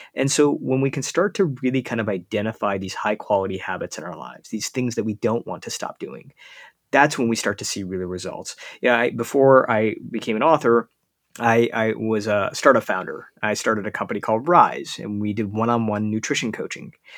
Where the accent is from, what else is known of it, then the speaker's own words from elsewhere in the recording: United States; as an Indian kid growing up in the United States